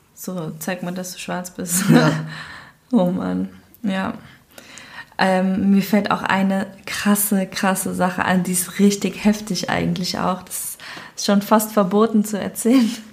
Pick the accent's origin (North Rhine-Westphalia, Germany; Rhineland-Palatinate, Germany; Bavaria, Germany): North Rhine-Westphalia, Germany; Cologne; accent: Cologne; dass ich Kölnerin bin